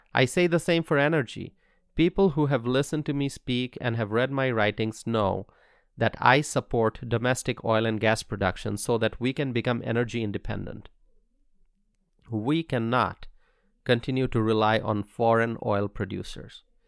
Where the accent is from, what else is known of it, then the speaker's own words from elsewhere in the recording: Bangladesh; now in Wisconsin, United States; In Bangladesh, where I'm originally from